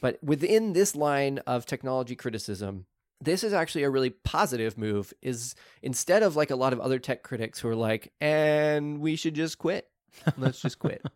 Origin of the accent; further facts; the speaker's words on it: Oklahoma, United States; I grew up in Oklahoma where people dumped in rivers all the time